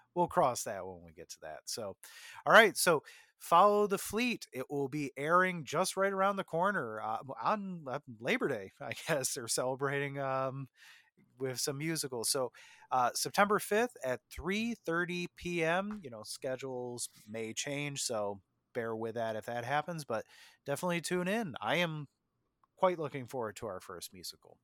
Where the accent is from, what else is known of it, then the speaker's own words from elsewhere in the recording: Jamestown, New York, United States; now in Buffalo, United States; from my hometown, Lucille Ball